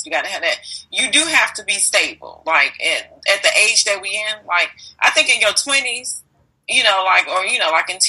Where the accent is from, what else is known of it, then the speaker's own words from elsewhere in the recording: Chicago, Illinois, United States; I'm from Chicago